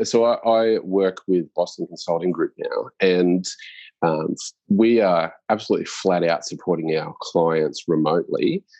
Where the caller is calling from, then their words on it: Sydney, New South Wales, Australia; I'm calling in from Sydney. So I've moved to Sydney